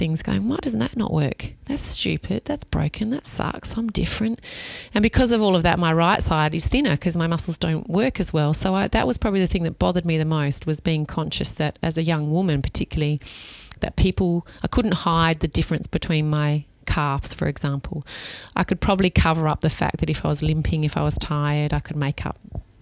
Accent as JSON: {"language": "English", "town": "Adelaide", "region": "South Australia", "country": "Australia", "said": "I'm from Adelaide."}